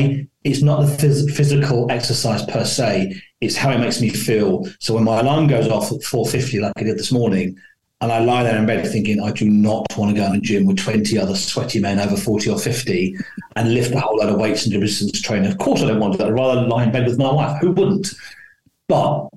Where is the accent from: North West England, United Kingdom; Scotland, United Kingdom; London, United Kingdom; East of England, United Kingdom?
London, United Kingdom; I was born in London, lived on a council estate. My accent isn't as maybe as dulcet as I like it to be.